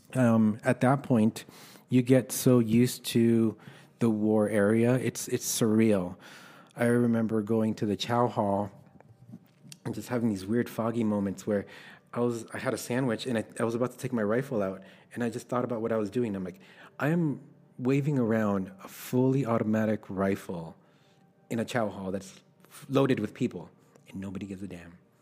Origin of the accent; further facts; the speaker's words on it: Los Angeles, California, United States; also born or lived in El Salvador; I was born in El Salvador, and my parents brought me to the States when I was about four. We illegally crossed the border, and, uh, I was raised in Los Angeles.